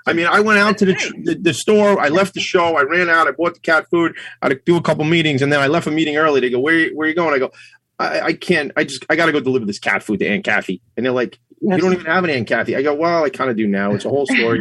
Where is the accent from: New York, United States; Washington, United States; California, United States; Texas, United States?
New York, United States; Long Island; I'm from Long Island. I'm 100% Long Island. But my mother's family is from Ireland